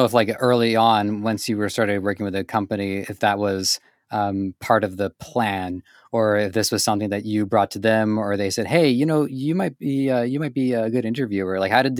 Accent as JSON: {"language": "English", "country": "Canada", "tie": "born or raised there", "said": "because I'm born and raised in Canada, and my running joke is that Canada is basically the United States wearing a helmet."}